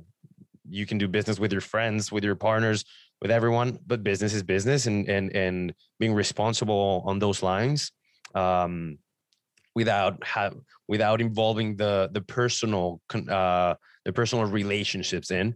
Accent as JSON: {"language": "English", "country": "Mexico", "moved": "yes", "lives_now": "Ontario, Canada", "said": "I'm from Mexico, so my first clients were in Mexico"}